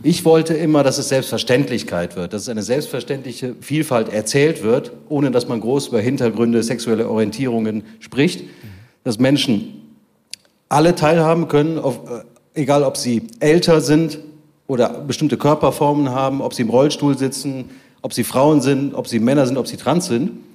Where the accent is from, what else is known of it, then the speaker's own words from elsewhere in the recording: Bonn, North Rhine-Westphalia, Germany; ich als Bonner Inder